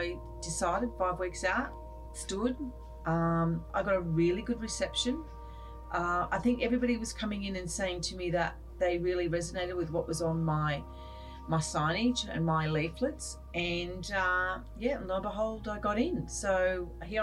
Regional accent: Sydney, New South Wales, Australia; I've lived overseas for a short while, but I know Cronulla

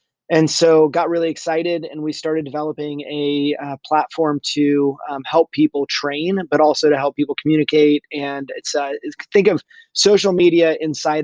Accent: California, United States; also born or lived in Colorado; I grew up in California

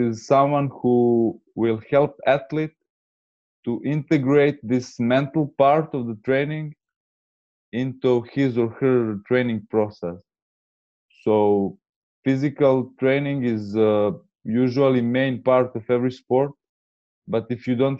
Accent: Serbia; I'm from Serbia

